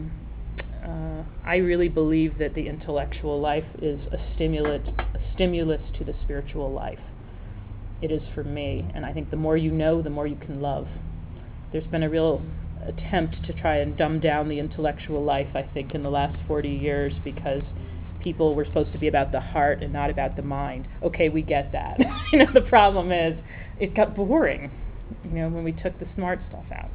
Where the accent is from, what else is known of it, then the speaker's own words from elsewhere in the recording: Rhode Island, United States; moved away; Originally from Rhode Island, I'm Italian